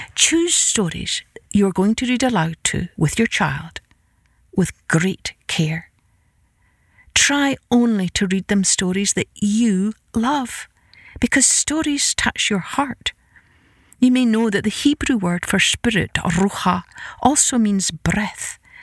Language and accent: English; Scotland, United Kingdom; I grew up in Scotland with an Irish father